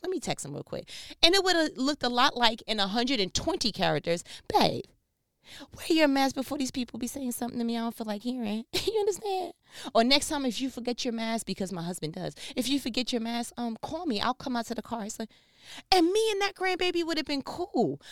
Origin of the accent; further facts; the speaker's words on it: New York, United States; I'm from New York